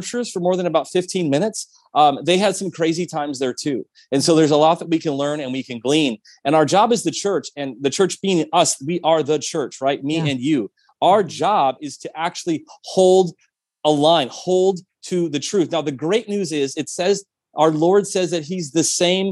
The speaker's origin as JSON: {"language": "English", "region": "Midwest", "country": "United States", "also_born_or_lived": "Minnesota", "said": "I actually went to school in Minnesota and I'm from the Midwest"}